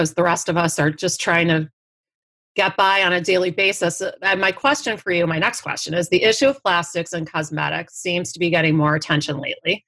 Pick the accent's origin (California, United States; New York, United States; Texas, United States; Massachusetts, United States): New York, United States; Buffalo; I'm from Buffalo